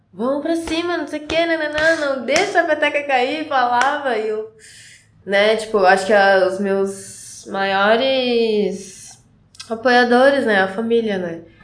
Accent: Carapicuíba, São Paulo, Brazil; moved away as an adult; also born or lived in Barueri; now in Curitiba, Brazil; Eu sou paulista, eu nasci em Barueri, só que morava em Carapicuíba e hoje estou aqui em Curitiba

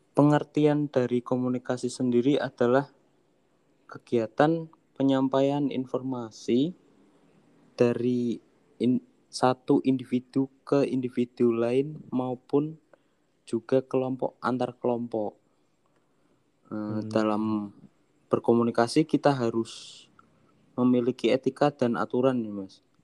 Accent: Pekalongan, Central Java, Indonesia; dari Pekalongan

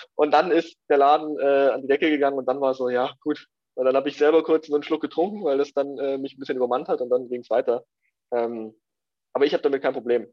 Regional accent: Lenting, Bavaria, Germany; also born or lived in Ingolstadt / Eichstätt district; bin in Lenting groß geworden

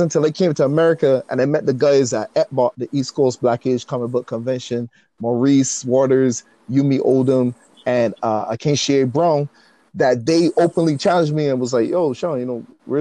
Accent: Barbados; moved away; growing up in Barbados

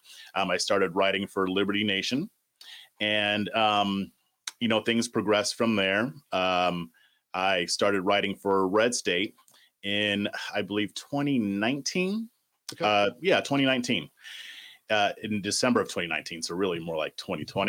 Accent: Southern California, United States; moved away as an adult; now in Austin, United States; I'm originally from Southern California. That's where I was born and raised.

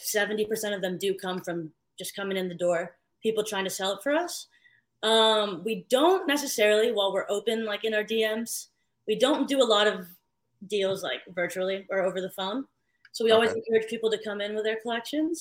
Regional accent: San Francisco, California, United States; moved away as an adult; also born or lived in Philippines; now in New York City, United States; I grew up in San Francisco.

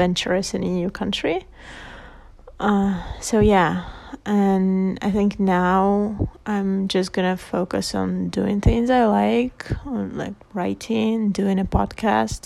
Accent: southern Russia, Russia; moved away as an adult; also born or lived in Buenos Aires, Argentina; I'm back in my hometown in the south of Russia

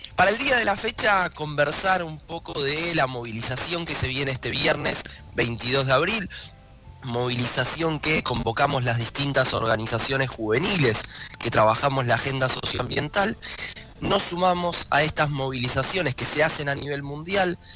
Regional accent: Argentina; como argentinos y argentinas

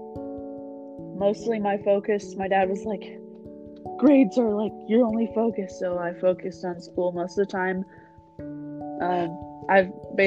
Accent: Kansas, United States; also born or lived in St. Louis, Missouri / Kentucky; I mostly grew up in Kansas

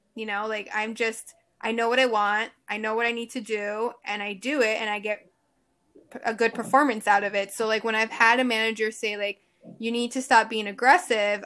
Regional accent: Miami, Florida, United States; born and raised in Miami

